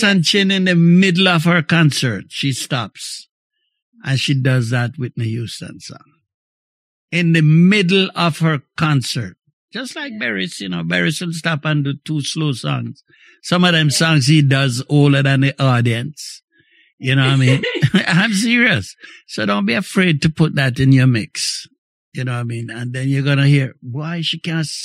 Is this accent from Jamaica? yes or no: yes; May Pen, Clarendon, Jamaica; now in Montreal, Canada; in my days growing up in Jamaica